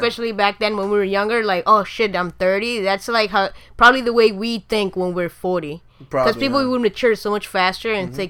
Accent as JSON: {"language": "English", "town": "Miami", "region": "Florida", "country": "United States", "tie": "born or raised there", "said": "growing up in Miami"}